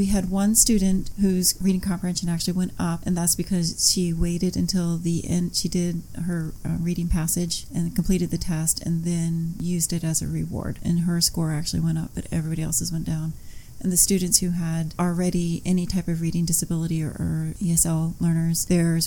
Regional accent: Washington, District of Columbia, United States; moved away as an adult; now in Alaska, United States; I grew up in Washington, D.C.

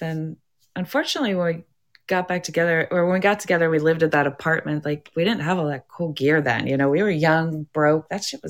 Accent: Duncannon, Pennsylvania, United States; I grew up in Duncannon? We had to have a giant satellite dish in our yard that spun around if we wanted to get TV.

